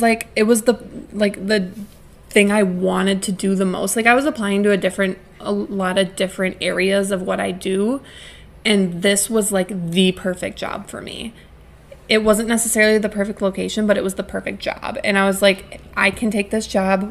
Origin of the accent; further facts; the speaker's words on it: Wisconsin, United States; moved away as an adult; now in Connecticut, United States; I had lived in my hometown my whole life, except for one semester of college